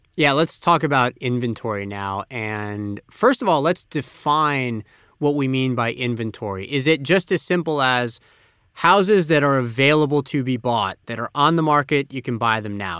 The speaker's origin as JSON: {"language": "English", "town": "Tampa", "region": "Florida", "country": "United States", "tie": "born or raised there", "moved": "yes", "said": "my hometown of Tampa, Florida"}